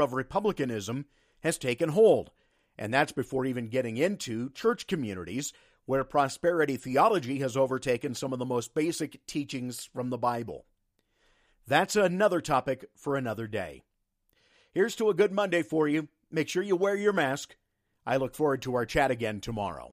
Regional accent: United States; rural America and where I grew up

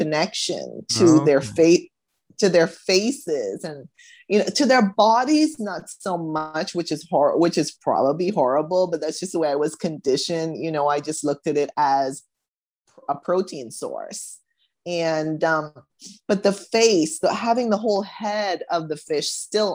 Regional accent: Bahamas; also born or lived in United States; I was born in the US, grew up in the Bahamas

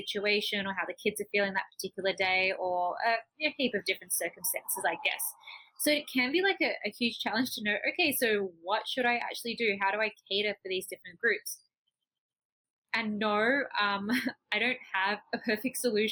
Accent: Australia; moved away as an adult; also born or lived in Taiwan; now in Cali, Colombia; I'm Australian

